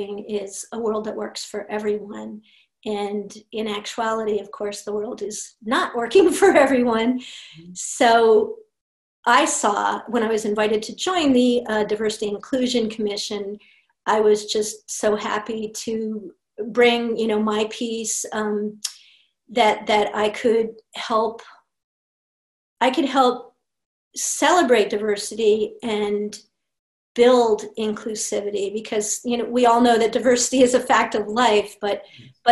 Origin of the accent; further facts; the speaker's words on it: Washington, District of Columbia, United States; also born or lived in Europe / Angola / Suriname; loved growing up in Washington, D.C.